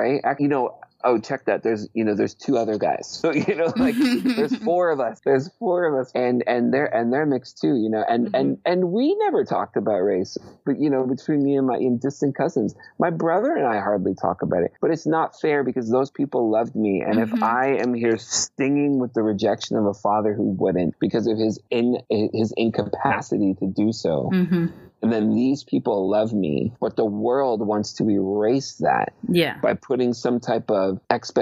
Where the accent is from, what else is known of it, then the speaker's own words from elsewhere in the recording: Brampton, Ontario, Canada; The answer mm-hmm. for me would be Brampton, Ontario